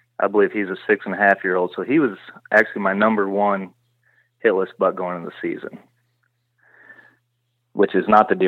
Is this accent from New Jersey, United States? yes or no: no; Illinois, United States; Yeah, I'm from West Central Illinois. I work as a correctional officer for a prison here, or a state prison here in Illinois. 32 years old, grew up working on a farm.